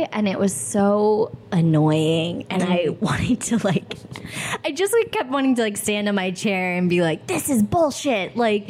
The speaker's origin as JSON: {"language": "English", "town": "Albany", "region": "New York", "country": "United States", "tie": "born or raised there", "moved": "as an adult", "lives_now": "Los Angeles, United States", "said": "I'm from upstate New York. Albany, the capital."}